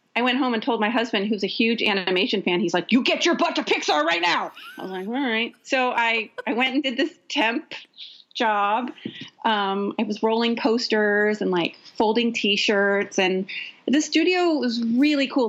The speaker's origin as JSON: {"language": "English", "town": "Ukiah", "region": "California", "country": "United States", "tie": "born or raised there", "also_born_or_lived": "San Francisco, California", "moved": "yes", "lives_now": "Los Angeles, United States", "said": "I grew up in Ukiah. I grew up with the same people from kindergarten all the way to high school"}